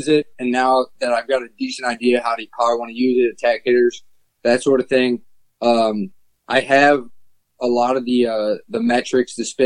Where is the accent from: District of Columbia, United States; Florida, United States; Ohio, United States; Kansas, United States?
Ohio, United States; Cleveland; growing up in Cleveland